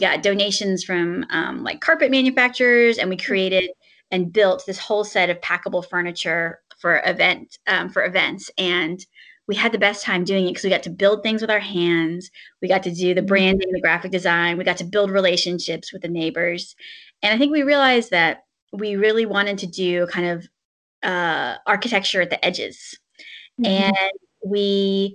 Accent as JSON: {"language": "English", "region": "Southern Virginia", "country": "United States", "also_born_or_lived": "China / San Francisco / New Haven", "moved": "yes", "said": "I'm from Southern Virginia originally"}